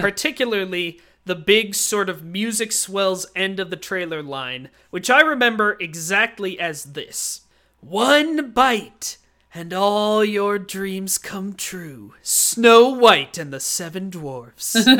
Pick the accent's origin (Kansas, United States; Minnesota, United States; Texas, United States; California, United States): Kansas, United States; Kansas City; very close to where I grew up, in a home that you and Dad still live in, except that was in Kansas City, Kansas, the better side